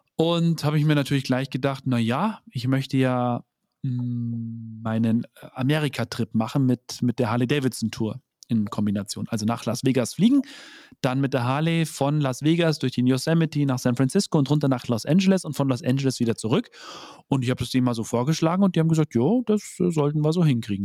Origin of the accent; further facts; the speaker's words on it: Bavaria, Germany; bei uns in Bayern